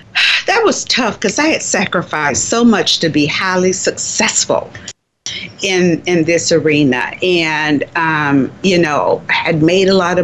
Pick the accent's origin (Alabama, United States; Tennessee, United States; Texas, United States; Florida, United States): Florida, United States; Miami; born or raised there